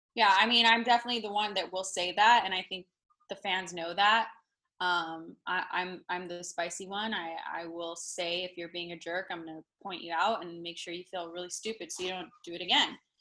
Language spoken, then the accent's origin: English; Las Vegas, Nevada, United States; moved away as an adult; now in Los Angeles, United States; I was born and raised in Vegas.